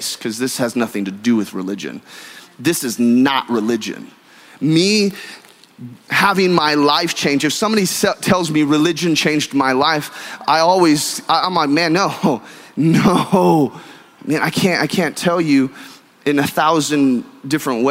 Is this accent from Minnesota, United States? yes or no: no; California, United States; now in Texas, United States; I'm a Californian by birth and a Texan by choice. And growing up in California, we have all religions and all cultures